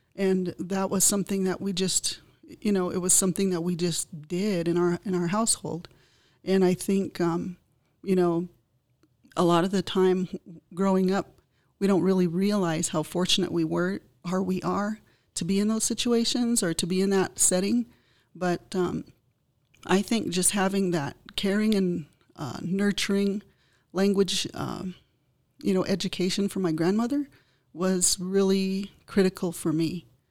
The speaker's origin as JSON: {"language": "English", "country": "United States", "said": "as Indian people, we have to really, um, figure out how we're going to move forward and s, preserve our language"}